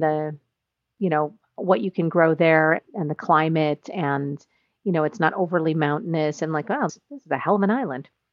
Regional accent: United States; as an American

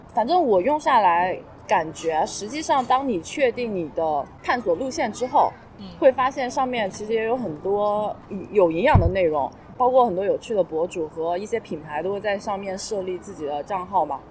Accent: Hunan, China; now in Shanghai, China; 我身为一个湖南人

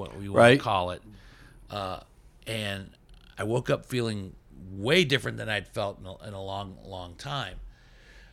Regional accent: Steubenville, Ohio, United States; We grew up in Steubenville together

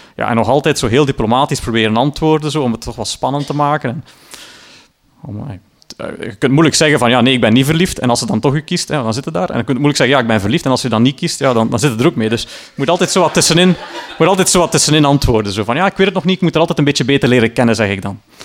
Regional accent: Sint-Niklaas, Flanders, Belgium; in mijn geboortestad dan, Sint-Niklaas

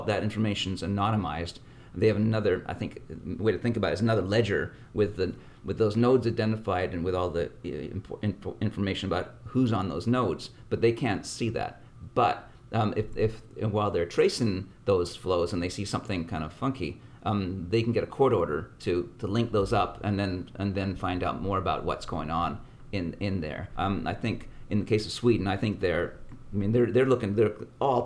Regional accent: Canada; now in United States; I come from Canada, so I come from a country where it's really slick and money changes hands really fast

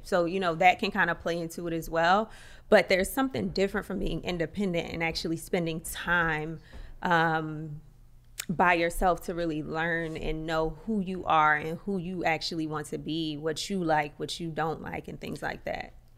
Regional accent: Atlantic City, New Jersey, United States; moved away; also born or lived in Paris; I'm from Atlantic City

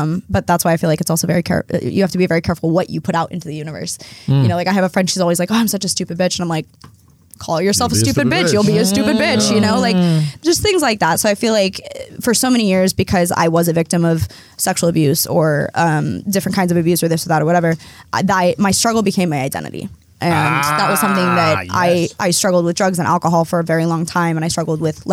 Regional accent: Oregon, United States; born or raised there

